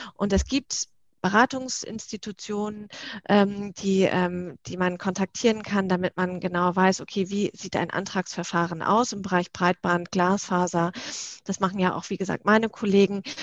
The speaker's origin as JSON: {"language": "German", "region": "Northern Germany", "country": "Germany", "tie": "born or raised there", "moved": "yes", "lives_now": "Berlin, Germany", "said": "komme gebürtig aus dem Norden"}